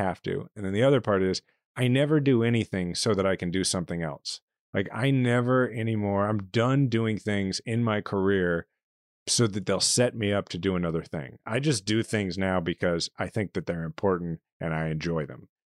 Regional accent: Kansas City, Missouri, United States; moved away as an adult; my hometown where I'm a fifth generation Kansas City

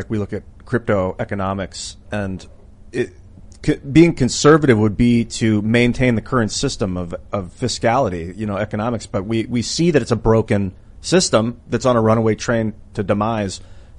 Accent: Cleveland, Ohio, United States; I was born in Ohio and Cleveland Browns for life. Cleveland Browns fan because that's my hometown.

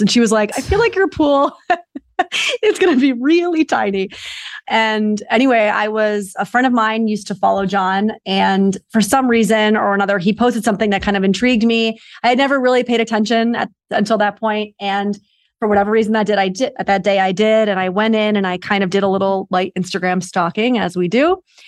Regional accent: New York, United States; moved away as an adult; now in Los Angeles, United States; I'm originally from New York, and I, I've been out here for about six years.

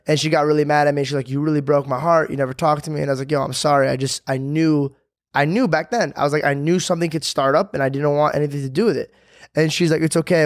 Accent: Arizona, United States; moved away; I came from Arizona

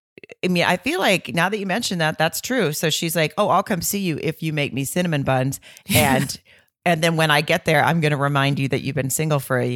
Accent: the South, United States; I'm from the South. And I just feel like if I was walking around in my small hometown single, that's what somebody would say to me as I walked around.

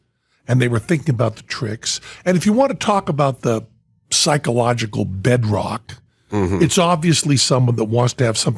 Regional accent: Western Massachusetts, United States; moved away; I was from Western Massachusetts

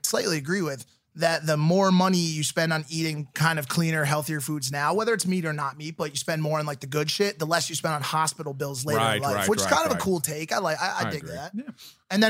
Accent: East Coast, United States; I still do. I'm from the East Coast.

